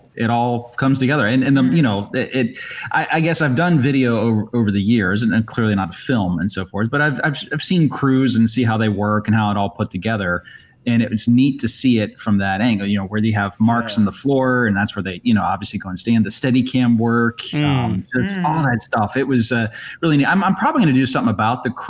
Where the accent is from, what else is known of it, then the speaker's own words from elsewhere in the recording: Columbus, Ohio, United States; moved away; I grew up in Columbus, Ohio.